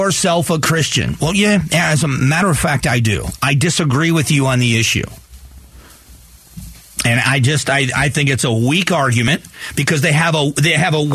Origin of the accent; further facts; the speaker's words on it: Gulf of Mexico, Gulf Coast, United States; I grew up on the Gulf of Mexico